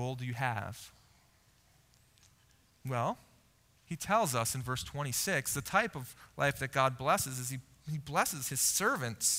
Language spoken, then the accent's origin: English; United States; as an American living in the late 1900s and early 2000s